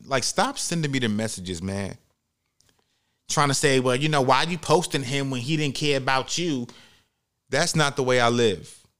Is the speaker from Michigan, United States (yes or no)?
no; New York City, New York, United States; I was raised in the Bronx, New York, in the inner city